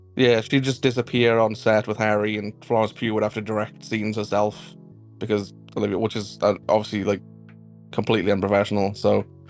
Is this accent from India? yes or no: no; Wales, United Kingdom; I'm Welsh